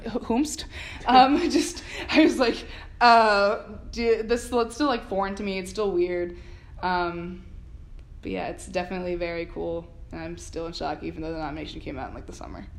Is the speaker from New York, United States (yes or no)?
no; Miramar, Florida, United States; moved away as an adult; also born or lived in Philadelphia; I'm from South Florida, Miramar. It's about half an hour from Miami.